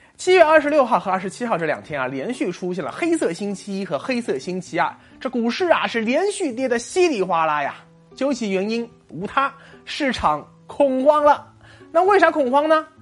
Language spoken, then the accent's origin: Chinese; China; 我们作为中国人